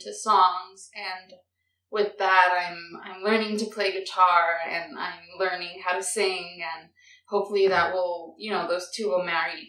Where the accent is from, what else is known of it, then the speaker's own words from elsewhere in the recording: New York City, New York, United States; born and raised in the Bronx